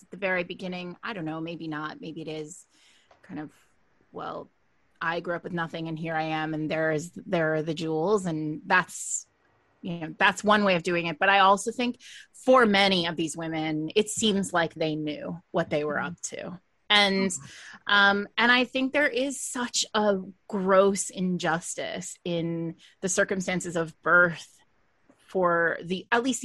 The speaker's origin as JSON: {"language": "English", "country": "United States", "said": "I'm an American"}